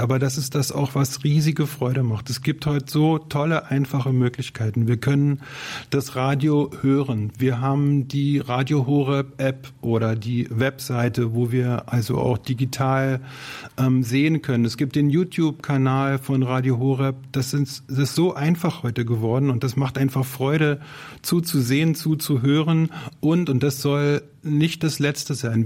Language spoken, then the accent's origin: German; Berlin, Germany; ich komme aus Berlin und bin 55 Jahre alt